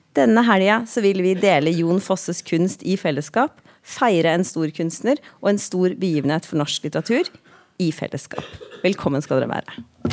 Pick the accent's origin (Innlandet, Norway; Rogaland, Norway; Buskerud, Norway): Buskerud, Norway; Drammen; jeg ei jente fra Drammen, så jeg er ikke så stø på nynorsken